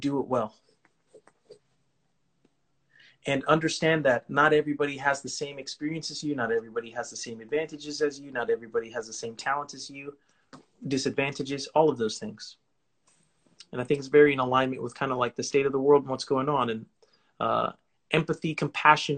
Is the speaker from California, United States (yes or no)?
yes; California, United States; I'm from California.